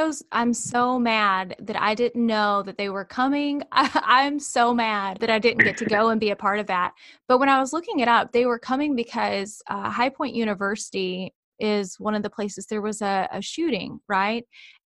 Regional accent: the South, United States; as you can tell from my accent, I grew up in the South.

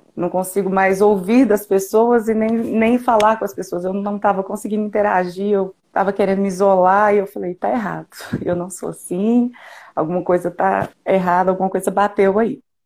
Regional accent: Mateus Leme, Minas Gerais, Brazil; eu sou de Mateus Leme

